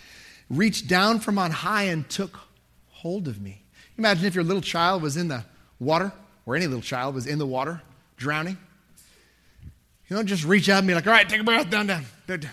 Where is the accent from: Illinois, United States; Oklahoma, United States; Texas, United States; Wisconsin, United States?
Texas, United States; Dallas; also born or lived in Lubbock; But I grew up in Dallas and lived in Lubbock. I was used to open spaces, right?